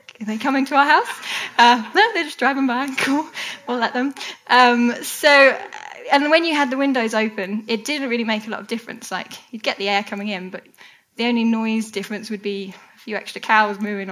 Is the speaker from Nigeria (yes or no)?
no; United Kingdom; we're British.